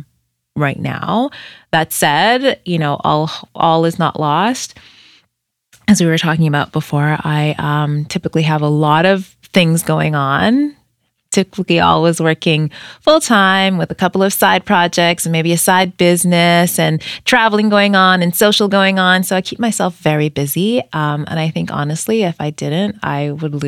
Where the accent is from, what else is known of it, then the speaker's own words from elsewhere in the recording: Edmonton, Alberta, Canada; when you and I were growing up in Edmonton